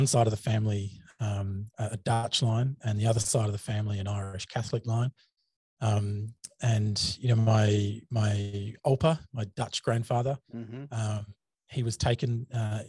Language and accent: English; Gold Coast, Queensland, Australia; accent: Australian; I'm obviously Australian. G'day. You've probably heard that in the accent already. I herald from a place in Australia called